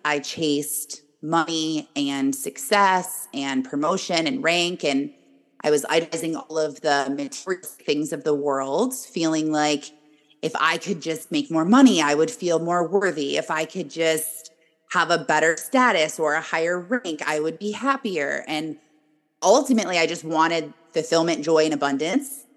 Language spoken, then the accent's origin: English; Michigan, United States; I am born and raised in Michigan.